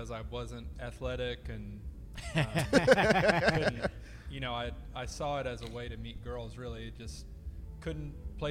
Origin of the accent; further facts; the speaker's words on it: College Station, Texas, United States; moved away as an adult; now in Austin, United States; I'm from College Station